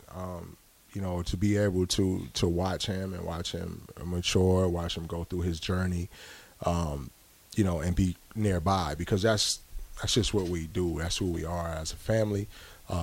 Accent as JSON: {"language": "English", "region": "New York", "country": "United States", "also_born_or_lived": "California", "moved": "yes", "lives_now": "Nebraska, United States", "said": "I'm from New York originally."}